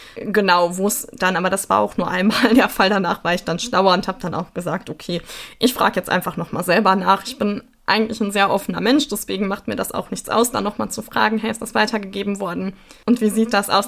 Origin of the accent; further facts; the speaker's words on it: Sauerland, North Rhine-Westphalia, Germany; Ich komme aber aus dem Sauerland